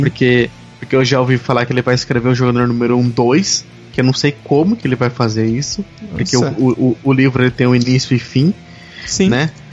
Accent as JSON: {"language": "Portuguese", "country": "Brazil", "said": "eu sou um, também um game dev brasileiro"}